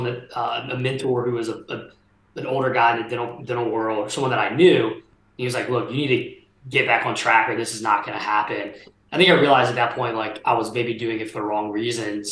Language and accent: English; Port Allen, Louisiana, United States; I grew up actually in South Louisiana, a small town called Port Allen, just outside of Baton Rouge, right there on the Mississippi River.